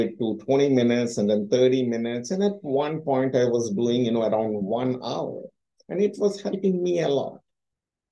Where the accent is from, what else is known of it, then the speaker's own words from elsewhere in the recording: India; moved away; I came from India